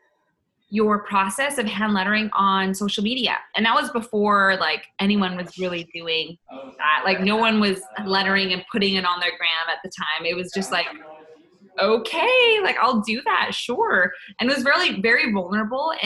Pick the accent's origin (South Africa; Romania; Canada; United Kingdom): Canada; moved away as an adult; now in United States; I was waiting for my green card, because I'm from Canada